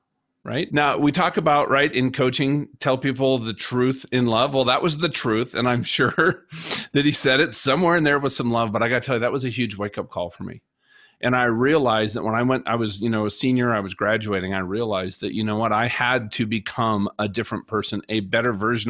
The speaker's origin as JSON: {"language": "English", "region": "Minnesota", "country": "United States", "tie": "born or raised there", "said": "I grew up in Minnesota."}